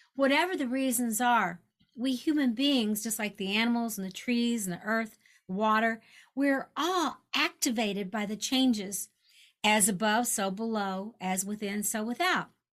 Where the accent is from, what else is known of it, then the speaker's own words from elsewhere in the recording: Kentucky, United States; I grew up in Kentucky, so I'm aware of the you know the uh, Derby